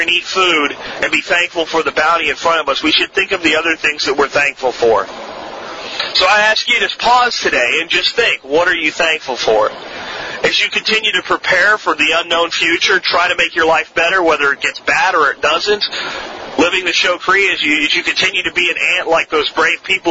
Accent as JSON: {"language": "English", "region": "Florida", "country": "United States", "tie": "born or raised there", "also_born_or_lived": "Pennsylvania", "accent": "Florida accent"}